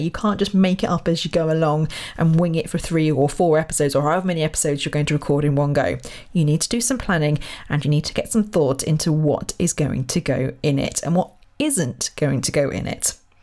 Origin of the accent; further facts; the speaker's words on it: Royal Berkshire, South East England, United Kingdom; moved away; I'm from Royal Berkshire originally